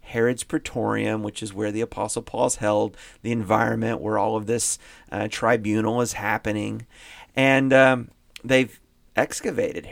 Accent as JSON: {"language": "English", "region": "Indiana", "country": "United States", "tie": "born or raised there", "said": "I grew up in Indiana"}